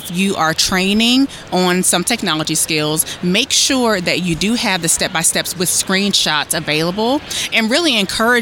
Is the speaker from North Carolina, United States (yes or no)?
yes; Hickory, North Carolina, United States; moved away as an adult; also born or lived in High Point, North Carolina / Wilmington, North Carolina; now in Columbia, United States; I'm from Hickory, and then I went to undergrad in High Point, and I also lived in Wilmington